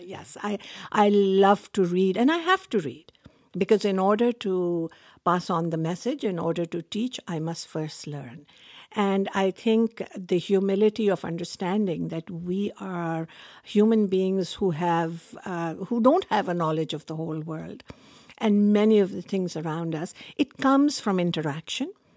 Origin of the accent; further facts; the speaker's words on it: Pakistan; now in Canada; I was born in Pakistan. I grew up in a culture where women were supposed to be seen and not heard